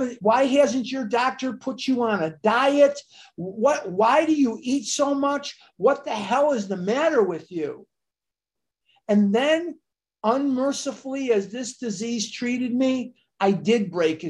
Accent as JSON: {"language": "English", "town": "Chicago", "region": "Illinois", "country": "United States", "tie": "born or raised there", "said": "I went to Mather High School in Chicago, north side of Chicago, born and raised in Chicago"}